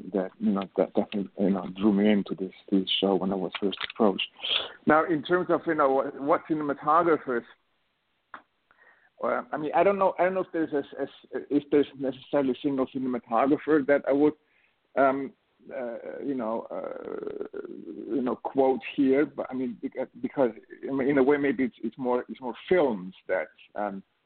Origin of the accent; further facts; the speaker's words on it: Switzerland; moved away; also born or lived in New York; I was born and raised in Switzerland